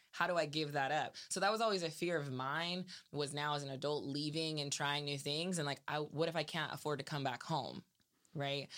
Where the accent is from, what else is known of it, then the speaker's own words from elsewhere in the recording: Salinas, California, United States; also born or lived in Seaside, California; growing up in Salinas